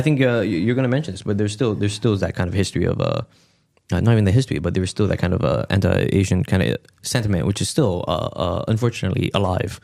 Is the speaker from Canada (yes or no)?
yes; Montreal, Quebec, Canada; my family came here in, like, the seventies